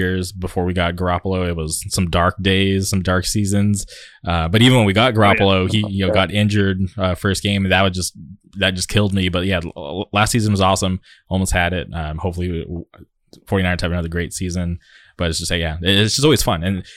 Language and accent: English; Palm Springs, California, United States; now in Orange County, United States; I grew up in the Palm Springs area where Nate's currently at, and then I moved to Orange County